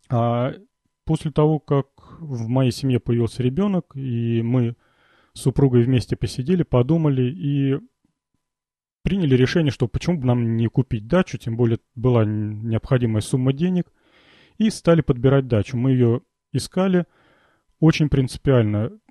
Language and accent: Russian; Volgograd, Volgograd Oblast, Russia; я из Волгограда